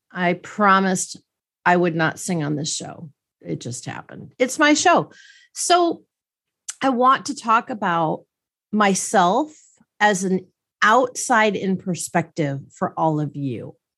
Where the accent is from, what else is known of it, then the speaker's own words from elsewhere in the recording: Milwaukee, Wisconsin, United States; I grew up in Milwaukee, Wisconsin